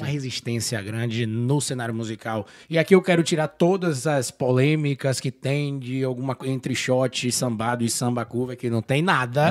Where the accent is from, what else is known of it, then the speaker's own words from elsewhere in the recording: Salvador, Bahia, Brazil; moved away as an adult; now in Vancouver, Canada; sou de Salvador